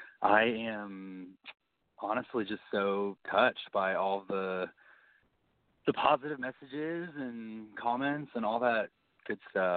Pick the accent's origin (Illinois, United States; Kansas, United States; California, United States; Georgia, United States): Kansas, United States; I'm originally from Kansas. Grew up in Kansas.